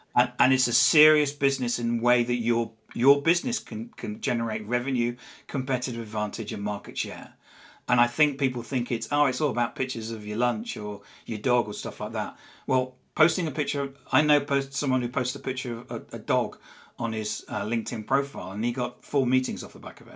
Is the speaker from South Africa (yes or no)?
no; England, United Kingdom; accent: English; I'm English. You can probably tell from my accent. I'm not from around here.